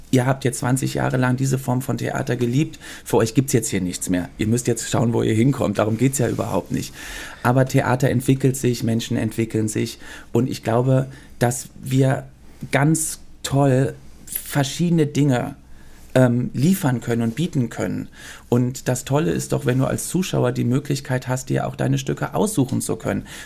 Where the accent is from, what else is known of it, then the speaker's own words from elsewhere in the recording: Brussels, Brussels-Capital Region, Belgium; born there; also born or lived in Cologne, Germany; ich bin in Brüssel geboren